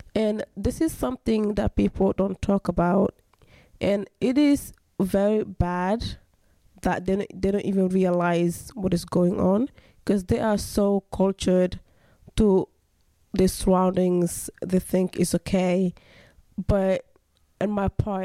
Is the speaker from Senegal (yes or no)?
yes; Senegal; moved away; I am from West Africa, Senegal.